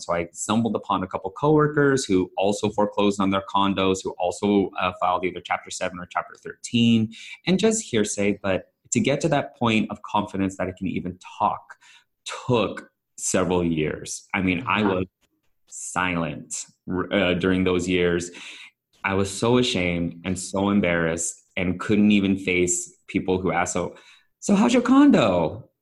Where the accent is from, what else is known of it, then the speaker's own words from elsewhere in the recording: San Francisco Bay Area, California, United States; I'm Filipino, born and raised in San Francisco Bay Area.